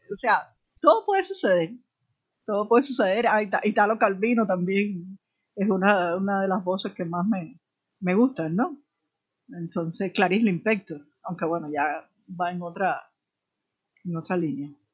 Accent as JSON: {"language": "Spanish", "region": "Havana", "country": "Cuba", "tie": "born or raised there", "said": "en realidad yo nací en la periferia de Alamar"}